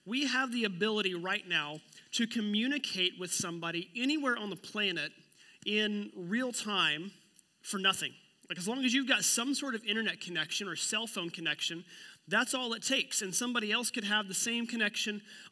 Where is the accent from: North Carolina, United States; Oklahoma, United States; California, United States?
Oklahoma, United States; moved away; I'm from Oklahoma